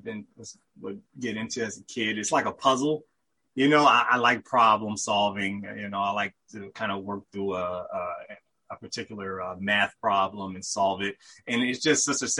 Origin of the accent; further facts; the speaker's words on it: Richmond, Virginia, United States; I'm from Richmond, Virginia. You know, I grew up there, was born there